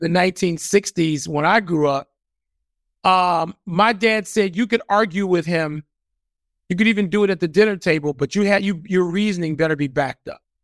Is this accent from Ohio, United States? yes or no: no; Chicago, Illinois, United States; moved away as an adult; also born or lived in Arizona; now in Washington, D.C., United States; I grew up in the neighborhood that is called West Chatham, mm-hmm. right off the Dan Ryan.